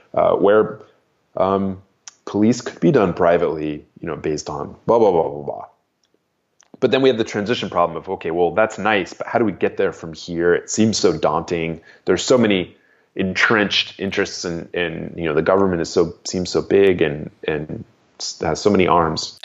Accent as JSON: {"language": "English", "region": "Arizona", "country": "United States", "tie": "born or raised there", "also_born_or_lived": "New Jersey", "moved": "as an adult", "lives_now": "New Hampshire, United States", "said": "I grew up in Arizona, um, and then I left, uh, there in the early nineties"}